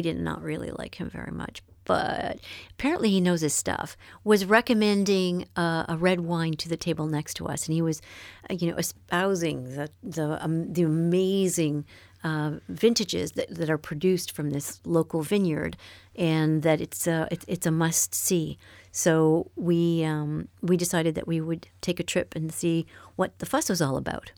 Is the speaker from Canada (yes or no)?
yes; Canada; moved away as an adult; now in France; I'm from Canada